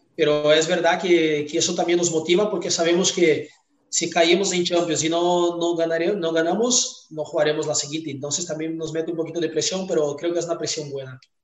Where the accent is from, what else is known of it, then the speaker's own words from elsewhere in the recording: Brazil; Spanish is a second language; moved away as an adult; also born or lived in Tyumen, Russia; Yo salí de Brasil muy joven, con 19 años